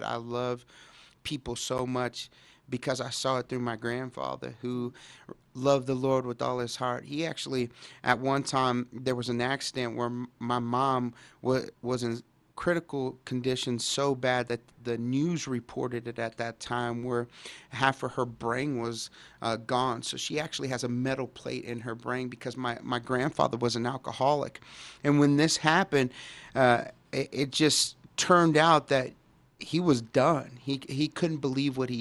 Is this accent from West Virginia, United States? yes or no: no; Dallas, Texas, United States; born or raised there